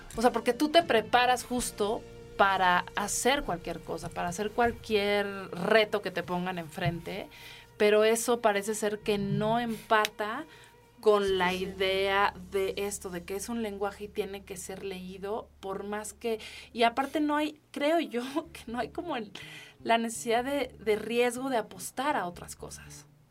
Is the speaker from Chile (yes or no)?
no; Mexico; soy mexicana